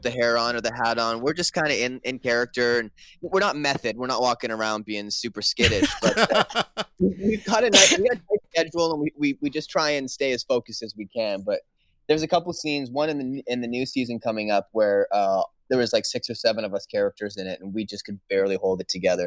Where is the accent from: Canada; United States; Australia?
Canada; Growing up in Canada, every Saturday we have Coach's Corner